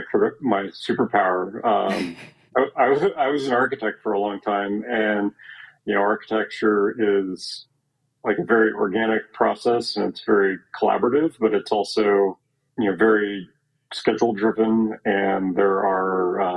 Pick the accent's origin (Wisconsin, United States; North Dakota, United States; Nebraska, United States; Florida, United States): Nebraska, United States; Omaha; moved away as an adult; now in Chicago, United States; I grew up in Omaha, Nebraska, and I was practicing there. I live in Chicago now